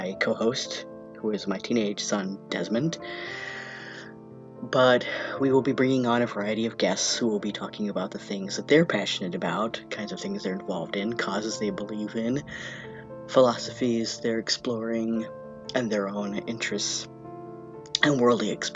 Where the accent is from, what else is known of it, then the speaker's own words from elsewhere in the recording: Vermont, United States; I was born and raised in Vermont from a family of longtime Vermonters from before statehood.